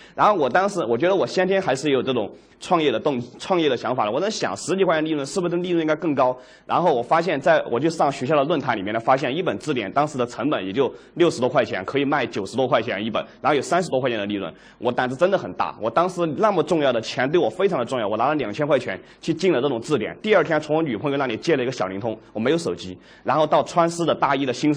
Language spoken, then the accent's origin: Chinese; Dujiangyan, Sichuan, China; also born or lived in Chengdu; 我的老家是独江堰